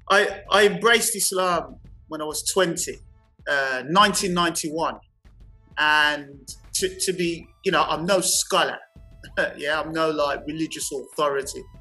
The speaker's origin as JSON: {"language": "English", "town": "Birmingham", "region": "West Midlands", "country": "United Kingdom", "tie": "born or raised there", "also_born_or_lived": "Paddington, London", "said": "grew up in a suburb of Birmingham known as Shard End"}